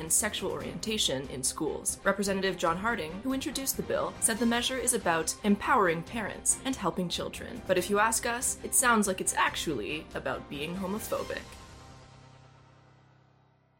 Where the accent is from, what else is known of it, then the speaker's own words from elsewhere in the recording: Canada; I'm Canadian